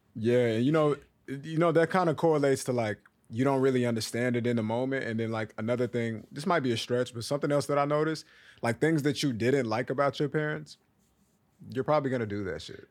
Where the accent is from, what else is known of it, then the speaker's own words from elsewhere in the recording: Texas, United States; now in New York City, United States; I'm from Texas